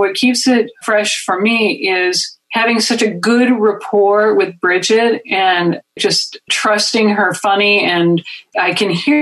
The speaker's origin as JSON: {"language": "English", "region": "Minnesota", "country": "United States", "accent": "Minnesota", "said": "my Midwestern accent, my Minnesota accent"}